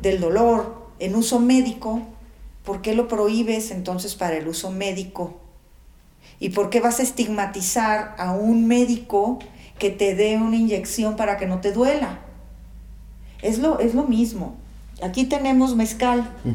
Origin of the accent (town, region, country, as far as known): Mexico